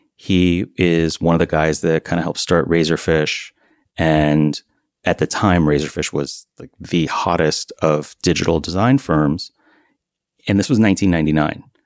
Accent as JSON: {"language": "English", "town": "Miami", "region": "Florida", "country": "United States", "tie": "born or raised there", "also_born_or_lived": "Vermont", "moved": "yes", "lives_now": "Beacon, United States", "said": "until I was eight years old, I spent half the year in Vermont and half the year in Miami. And then when I was eight, they married each other again. And we lived in Miami"}